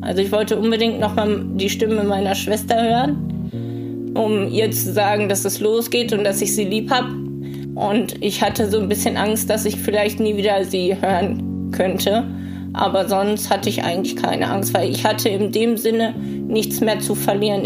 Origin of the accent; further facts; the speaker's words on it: Hemer, North Rhine-Westphalia, Germany; ich komme aus Hema und ich bin 28 Jahre alt.